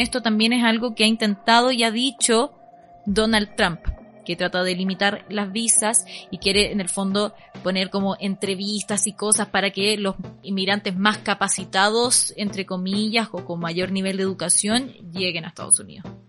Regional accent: Chile

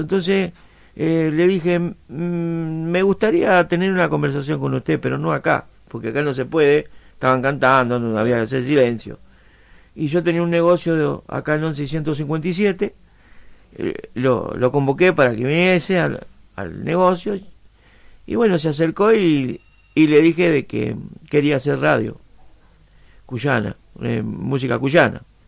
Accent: San Juan, Argentina; now in Berisso, Argentina; Soy sanjuanino

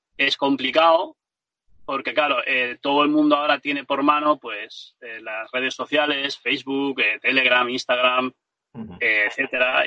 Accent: Ibiza, Balearic Islands, Spain; Aquí en Ibiza, que es de donde yo soy

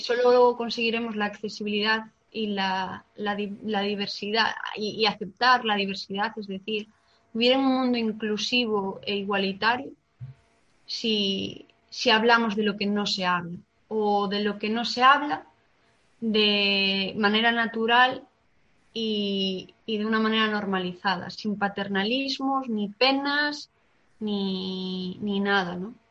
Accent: Galicia, Spain; como buena gallega

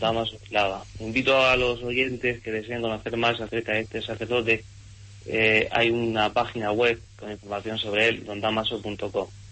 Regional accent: Monteagudo, Region of Murcia, Spain; De la huerta de Murcia, de ese pueblo de Monteagudo

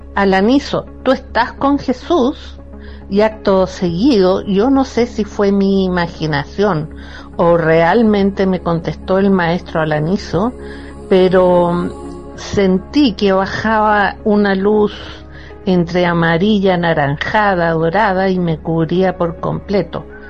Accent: Santiago, Santiago Metropolitan Region, Chile; soy de Santiago de Chile

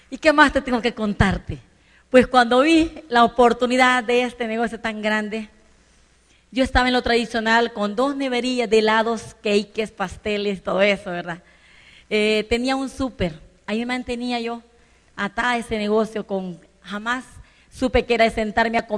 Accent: San Vicente, El Salvador; born there; moved away; yo nací en San Vicente, en una ciudad de El Salvador

